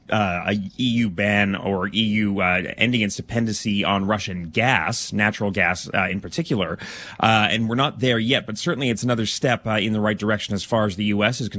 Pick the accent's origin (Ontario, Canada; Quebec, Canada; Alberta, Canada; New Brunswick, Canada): Alberta, Canada; Calgary; moved away; From Calgary, yeah.